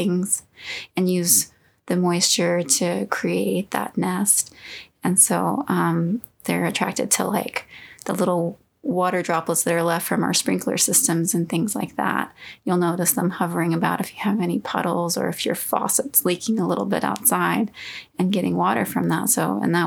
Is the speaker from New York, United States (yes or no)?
no; Texas, United States; born or raised there; moved away